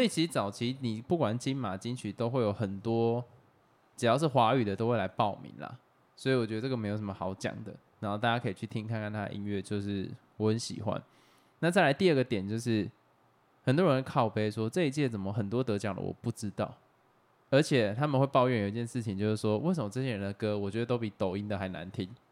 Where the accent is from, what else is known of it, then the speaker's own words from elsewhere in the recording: Taiwan; 因为身为台湾人，就是我们从小到大看着这样的新闻长大